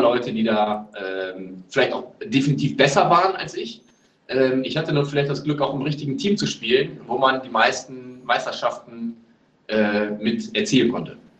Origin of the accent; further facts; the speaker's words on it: Neuss, North Rhine-Westphalia, Germany; moved away as an adult; also born or lived in Braunschweig; ich komme ursprünglich aus Neuss, äh, da wo immer das Gewitter ist